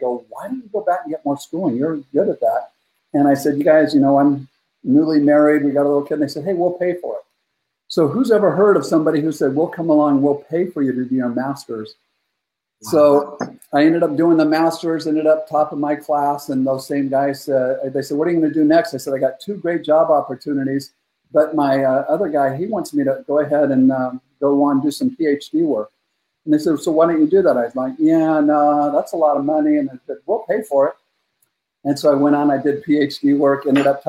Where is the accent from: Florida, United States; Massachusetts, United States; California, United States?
California, United States; Northern; I grew up in Northern California, really rough childhood